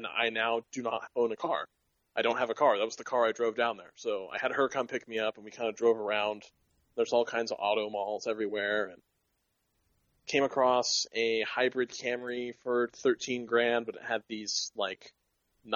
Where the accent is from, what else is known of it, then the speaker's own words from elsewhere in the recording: hometown north of Sacramento, California, United States; up here, up in my hometown